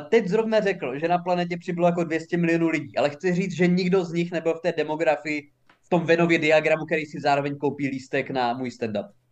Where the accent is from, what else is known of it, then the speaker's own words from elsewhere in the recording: Haná, Olomouc Region, Czechia; jsem žil na Hané a narodil jsem se tam